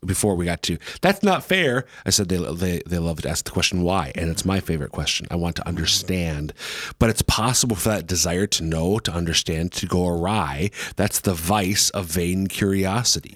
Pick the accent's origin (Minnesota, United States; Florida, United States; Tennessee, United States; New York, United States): Minnesota, United States; now in Sioux Falls, United States; I'm from Minnesota